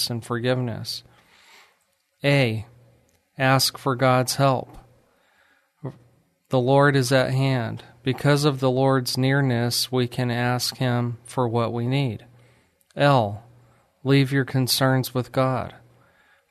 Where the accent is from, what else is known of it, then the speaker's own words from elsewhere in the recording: New Mexico, United States; moved away as an adult; also born or lived in Ruidoso, New Mexico / Alamogordo, New Mexico / Lubbock, Texas; now in Texas, United States; I'm from New Mexico, but I love Texas. I was born in Ruidoso, New Mexico, which is a small ski